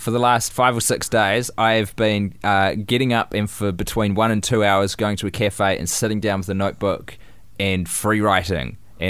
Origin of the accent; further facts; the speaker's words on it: New Zealand; I tried to sub in H's, but I'm a Kiwi, obviously it's hard.